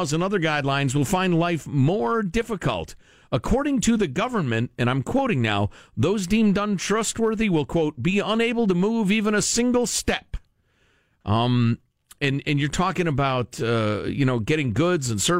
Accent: United States; I'm American

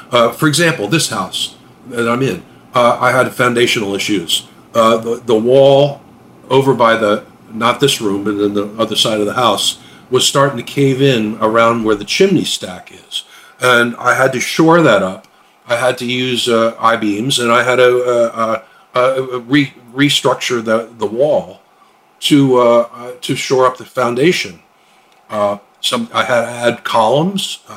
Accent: Pennsylvania, United States; And I grew up in Chester County, which is uh, you know in the midst of the 18th century, basically.

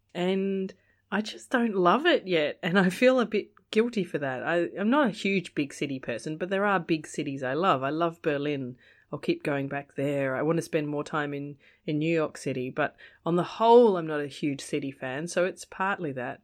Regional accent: Australia; As an Aussie, growing up here in Australia

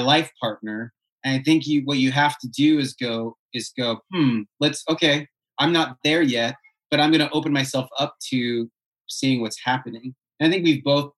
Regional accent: Seattle, Washington, United States; also born or lived in Houston, Texas / Vancouver, Washington; I'm from Seattle

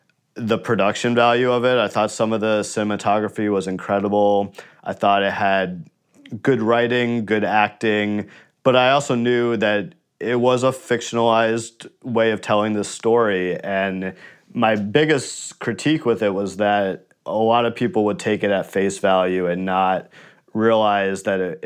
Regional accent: New York, United States; my hometown

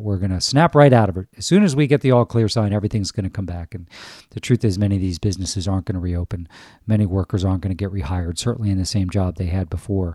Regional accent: United States; as an American citizen

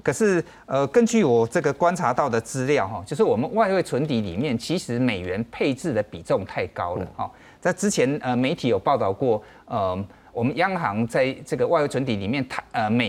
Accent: Taiwan; 对我们台湾人也去投资很多欧美的市场啊

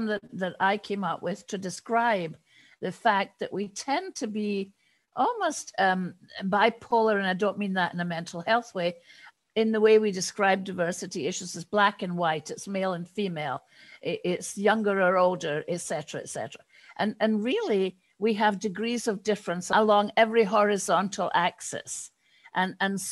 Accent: United Kingdom; now in United States; I am British, even although I live in the States.

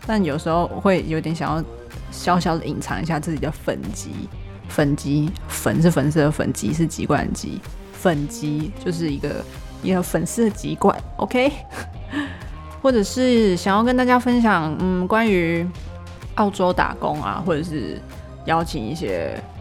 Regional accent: Taipei, Taiwan; also born or lived in Australia; 生活在台北

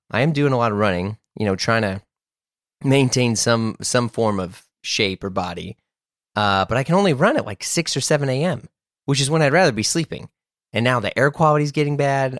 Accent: St. Louis, Missouri, United States; I grew up in Saint Louis, Missouri

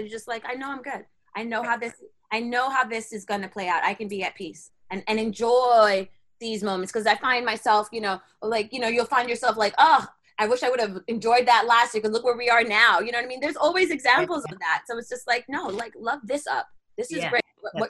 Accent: New York, United States; Because, okay, so I'm living in Florida, right? And I'm coming from New York, so where I used to have a whole bunch of friends, and I totally have no friends in Florida.

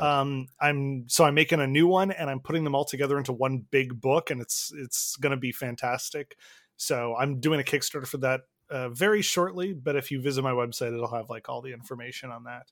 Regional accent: Canada; I'm Canadian

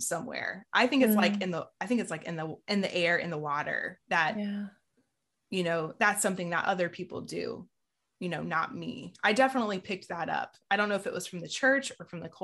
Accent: Southeast Georgia, United States; I grew up in Southeast Georgia, where pretty much everybody's evangelical

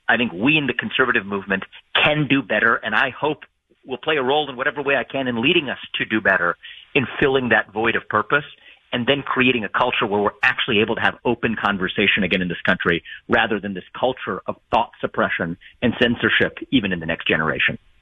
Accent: Ohio, United States; my home state where I'm talking to you now from in Ohio

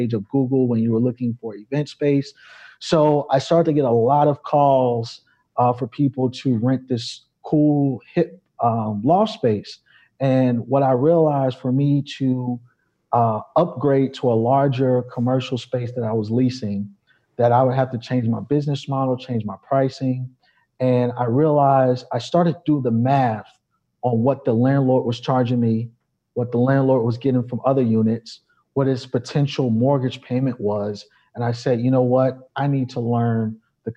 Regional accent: New York City, New York, United States; moved away as an adult; also born or lived in Chicago; I'm originally from New York

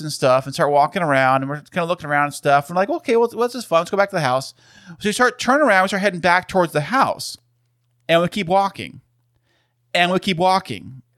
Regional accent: San Diego, California, United States; we are from San Diego

